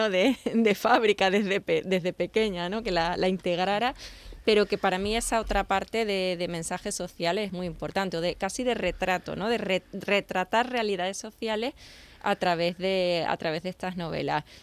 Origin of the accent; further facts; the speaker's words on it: Extremadura, Spain; also born or lived in Seville; Sí, sí, sí, pero bueno, aquí nací, aquí venía los veranos, nada menos que los veranos, cuando todos os vais, yo venía aquí